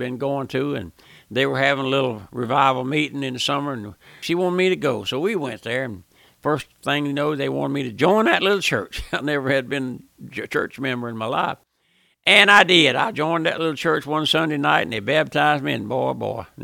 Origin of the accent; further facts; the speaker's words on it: South Louisiana, United States; I was born and raised here in South Louisiana